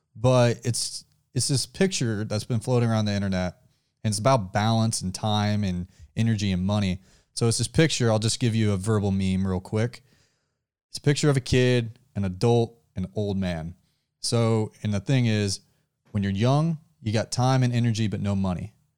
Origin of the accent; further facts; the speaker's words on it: the South, United States; We are from the South